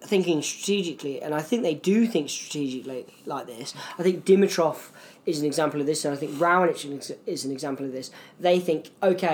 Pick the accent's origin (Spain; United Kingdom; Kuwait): United Kingdom; we're British